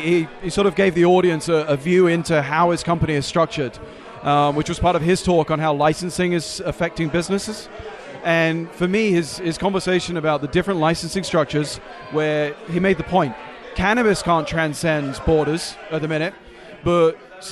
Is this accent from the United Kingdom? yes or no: yes; London, United Kingdom; also born or lived in Chicago; now in United States; Originally London.